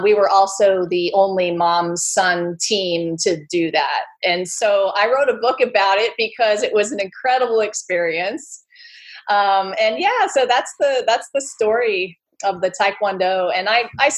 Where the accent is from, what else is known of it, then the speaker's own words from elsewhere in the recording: California, United States; I grew up in California